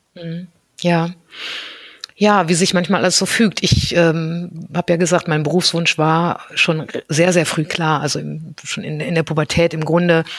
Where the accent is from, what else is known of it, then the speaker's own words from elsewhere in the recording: North Rhine-Westphalia, Germany; ich bin ähm, ganz behütet am Niederrhein aufgewachsen und ähm, bin dort zur Schule gegangen